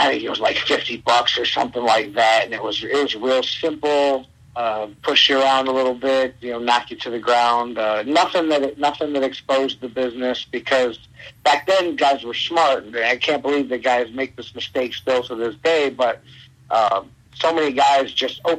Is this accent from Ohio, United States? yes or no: yes; Cleveland, Ohio, United States; I grew up in Cleveland, Ohio, on the near west side